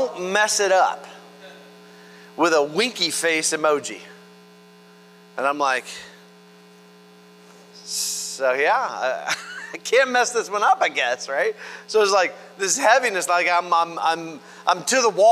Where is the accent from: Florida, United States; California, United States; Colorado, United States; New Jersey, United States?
Florida, United States; We're from Florida